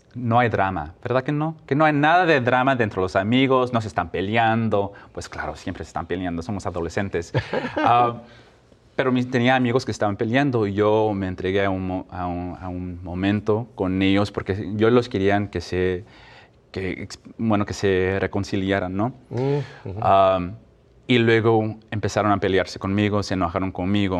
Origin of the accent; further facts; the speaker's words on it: Mexico; now in Albany, United States; como latinos, mexicanos, mi familia